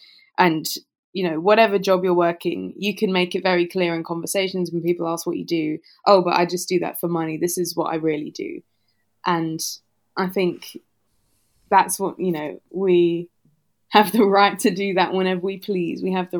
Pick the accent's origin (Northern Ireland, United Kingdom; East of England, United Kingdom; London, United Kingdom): East of England, United Kingdom; Southend-on-Sea; moved away as an adult; I grew up in Essex in Southend-on-Sea.